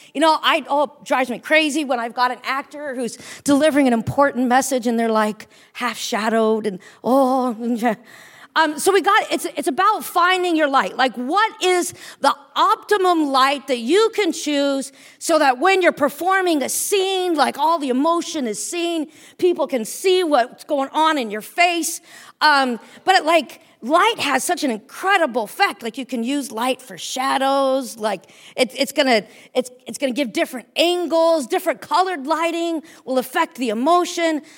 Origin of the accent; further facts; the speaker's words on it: United States; moved away as an adult; now in Cairo, Egypt; I'm an American, that I'm a Christian